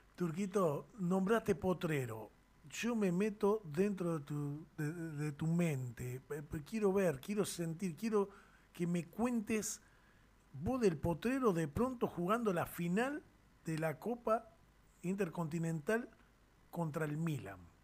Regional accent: Villa 9 de Julio, Tucumán, Argentina; mi barrio, de Villa 9 de Julio, de Tucumán

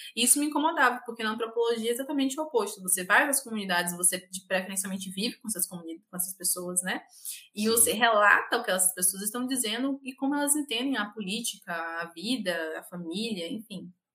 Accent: Ilhéus, Bahia, Brazil; sou baiana, do interior da Bahia, Ilhéus.

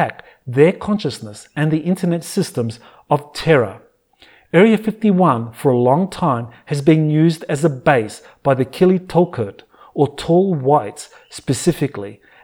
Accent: Australia; my home country of Australia

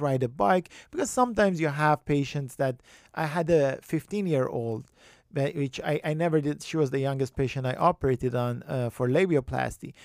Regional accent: Iran; moved away as an adult; also born or lived in Tehran; I, I grew up in Iran

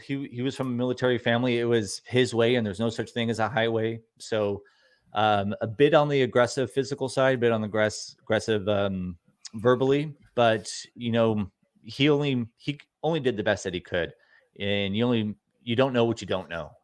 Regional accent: Newport Beach, California, United States; also born or lived in Costa Mesa; I grew up in Costa Mesa, Newport Beach, California, in Orange County, California

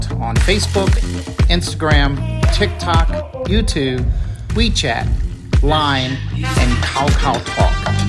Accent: United States; moved away; I'm an American

